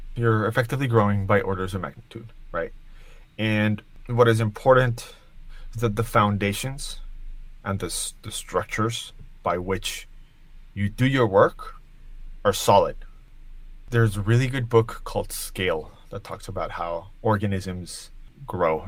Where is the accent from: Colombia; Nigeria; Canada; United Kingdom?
Colombia; now in New York, United States; I live in New York. I was born in Colombia